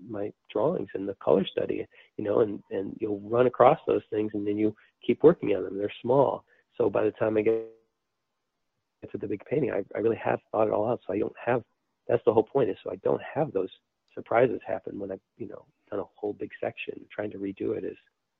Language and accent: English; United States; since we're from the United States